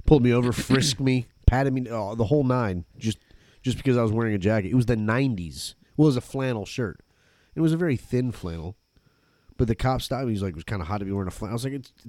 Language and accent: English; Flint, Michigan, United States; now in Florida, United States; I was born in Flint, Michigan.